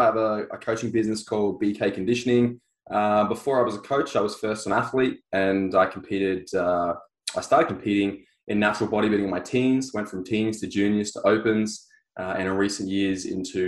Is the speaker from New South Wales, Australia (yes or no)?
no; Sunshine Coast, Queensland, Australia; I was on the Sunshine Coast